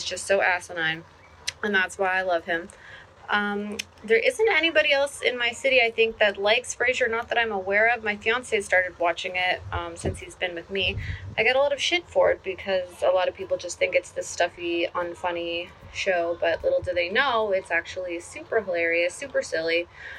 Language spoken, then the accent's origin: English; Ontario, Canada; I'm from Ontario, Canada.